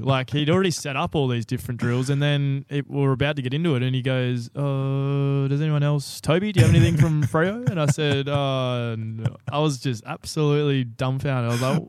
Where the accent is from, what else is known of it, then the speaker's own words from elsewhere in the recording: South West England, United Kingdom; In all fairness, I was a kid from the Southwest coming up to a big boarding school.